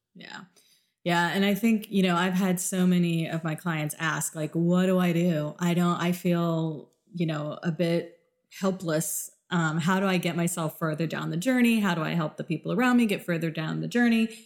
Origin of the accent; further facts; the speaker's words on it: South Florida, United States; moved away; also born or lived in Midwest; I grew up in a very, very diverse world because I grew up in South Florida